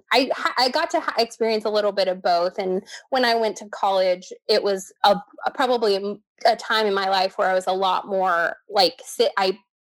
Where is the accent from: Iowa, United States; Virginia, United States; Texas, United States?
Texas, United States; I am 31, born and raised in Texas.